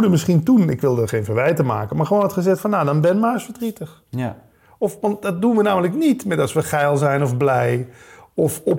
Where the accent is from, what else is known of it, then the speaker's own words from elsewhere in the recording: Limburg, Netherlands; Kom, hè, we komen allebei uit Limburg.